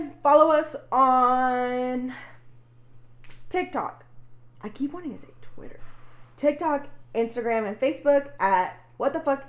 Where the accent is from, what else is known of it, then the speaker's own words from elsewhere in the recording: near Plano, Texas, United States; this comes from my home state. Texas, but it happened in Plano, and it's, like, close to where I grew up